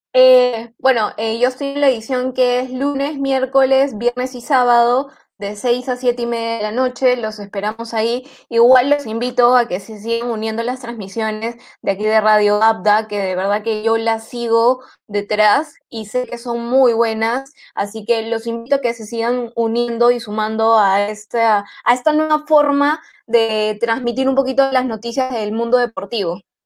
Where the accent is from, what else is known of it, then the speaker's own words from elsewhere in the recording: Peru; yo como peruana